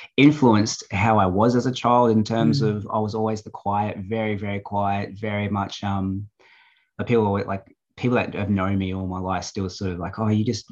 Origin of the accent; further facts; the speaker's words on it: Australia; also born or lived in Brazil; now in Gold Coast, Australia; I was born there, but I'm not really immersed in the culture